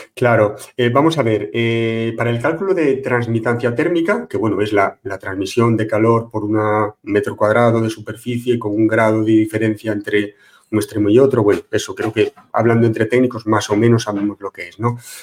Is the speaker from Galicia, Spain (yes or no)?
yes; Pontevedra, Galicia, Spain; Colegio de Aparejadores de Pontevedra, de donde soy yo